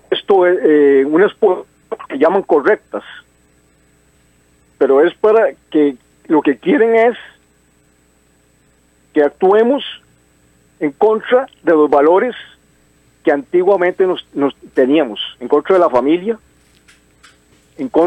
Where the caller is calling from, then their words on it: Desamparados, San José, Costa Rica; Buenos días … de Desamparados.